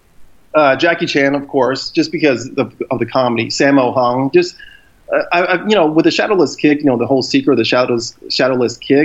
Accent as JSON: {"language": "English", "town": "Houston", "region": "Texas", "country": "United States", "tie": "born or raised there", "said": "I'm from Houston, Texas"}